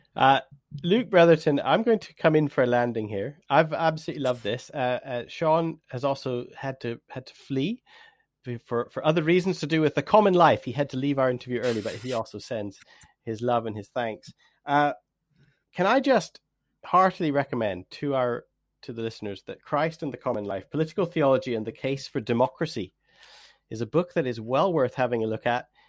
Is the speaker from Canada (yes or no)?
yes; Canada; now in England; I am Canadian